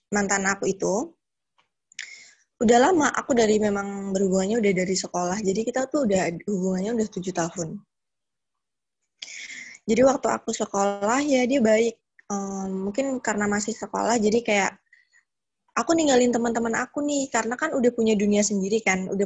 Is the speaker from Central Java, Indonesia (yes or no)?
yes; Purworejo, Central Java, Indonesia; also born or lived in Bekasi; now in Yogyakarta, Indonesia; Sebenarnya aku asli Purworejo, tapi aku emang tinggal lama banget di Bekasi dan baru pulang lagi ke Purworejo ini sekitar September. Terus sekarang aku lagi menetap di Jogja karena ada pekerjaan di sini.